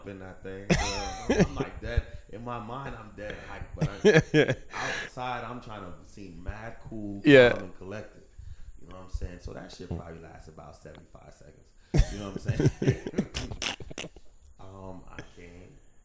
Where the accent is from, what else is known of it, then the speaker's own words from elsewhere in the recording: Fort Lauderdale, Florida, United States; I grew up in Broward County, Fort Lauderdale